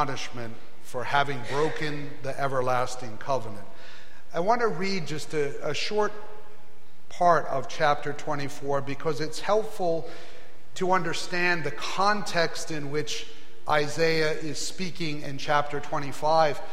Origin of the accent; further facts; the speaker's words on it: Maine, United States; moved away as an adult; also born or lived in Ohio; I grew up in Maine